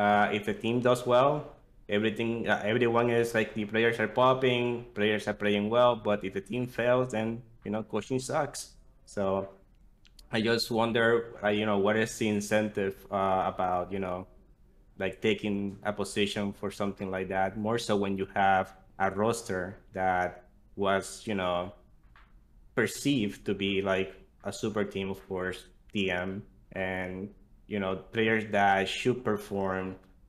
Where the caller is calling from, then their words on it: Queens, New York, United States; I'm calling from Queens, New York.